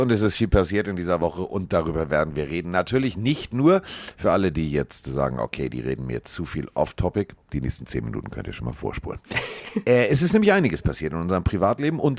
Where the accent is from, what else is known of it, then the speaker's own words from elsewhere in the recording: Schleswig-Holstein, Germany; für mich als Schleswig-Holsteiner ist das ja Vorortsverkehr.